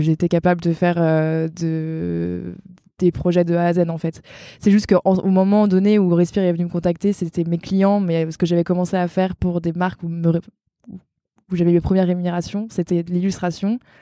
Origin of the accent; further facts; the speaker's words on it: Brittany, France; je suis bretonne et j'ai 31 ans